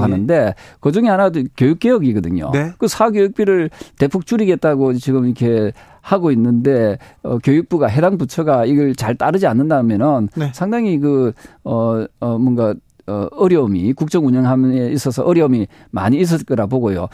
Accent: Busan, South Korea; 부산 출신인데도

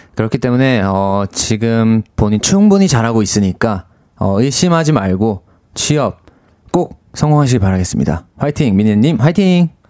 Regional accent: Busan, South Korea; accent: Busan dialect; moved away; 고향이 부산인데

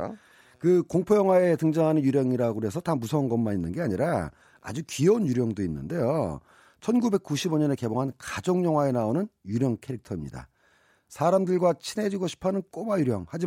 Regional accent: Seoul, South Korea; 저는 논은 아니고 서울 변두리였는데

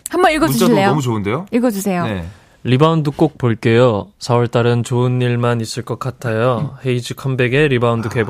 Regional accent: Seoul, South Korea; 저는 서울입니다.

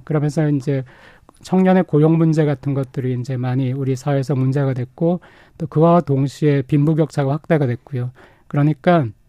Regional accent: South Korea; moved away as an adult; now in Japan; 내가 한국 사람으로 일본에 있어 보니까

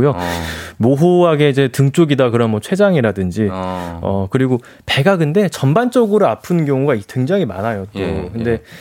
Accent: Mokpo, South Jeolla, South Korea; 아, 저 목포인데.

